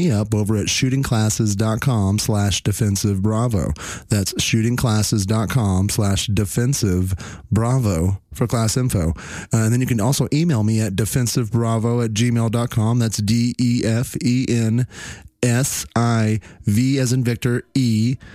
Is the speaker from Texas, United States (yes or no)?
yes; Fort Worth, Texas, United States; here in my hometown, just a few miles from where I live